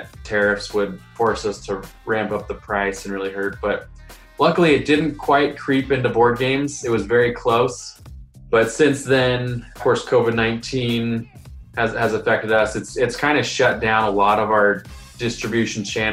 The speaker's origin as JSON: {"language": "English", "town": "Columbus", "region": "Ohio", "country": "United States", "said": "I am from Columbus, Ohio"}